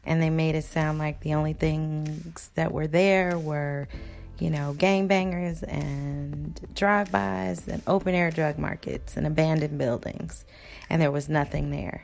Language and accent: English; Chicago, Illinois, United States; I'm from Inglewood on the south side